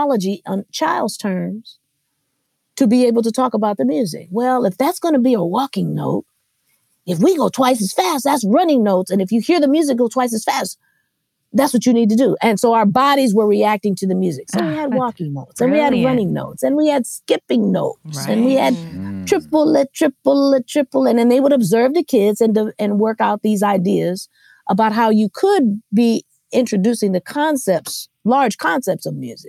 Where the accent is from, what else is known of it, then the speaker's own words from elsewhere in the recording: Los Angeles, California, United States; I am from Los Angeles. I'm an LA native